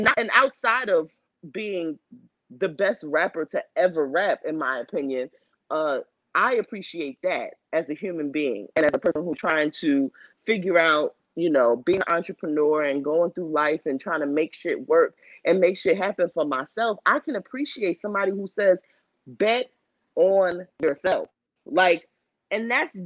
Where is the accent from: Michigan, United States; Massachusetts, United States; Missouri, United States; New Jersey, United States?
New Jersey, United States; I grew up in New Jersey